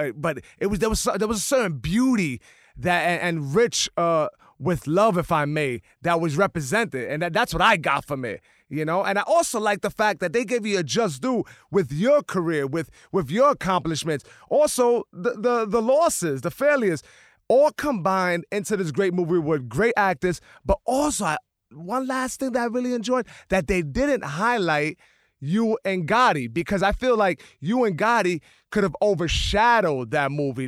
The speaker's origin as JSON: {"language": "English", "town": "New York City", "region": "New York", "country": "United States", "tie": "born or raised there", "also_born_or_lived": "The Bronx", "said": "I grew up in the Lower East Side"}